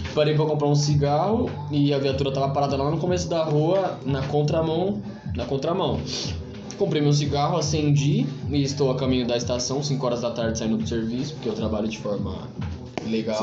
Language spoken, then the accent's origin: Portuguese; Carapicuíba, São Paulo, Brazil; Sou de Carapicuíba